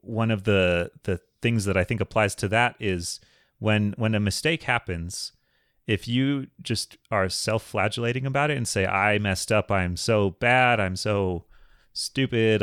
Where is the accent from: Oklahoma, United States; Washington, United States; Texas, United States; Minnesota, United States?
Minnesota, United States; I grew up in Minnesota